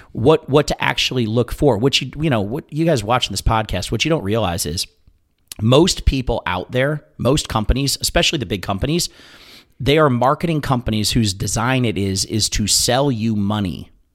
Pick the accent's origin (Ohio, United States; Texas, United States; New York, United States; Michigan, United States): Ohio, United States; moved away; I grew up in Ohio, so we went to the sister, wh-, which was King's Island.